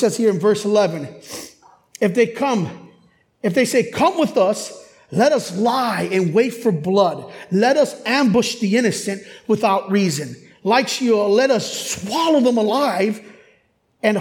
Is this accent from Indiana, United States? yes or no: no; Chicago, Illinois, United States; growing up in Chicago, I grew up in urban Chicago hip hop